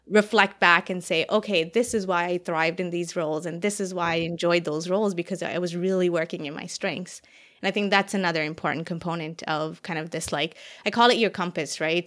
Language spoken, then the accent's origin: English; Toronto, Ontario, Canada; moved away as an adult; also born or lived in Saskatchewan; I was from Ontario or not from Saskatchewan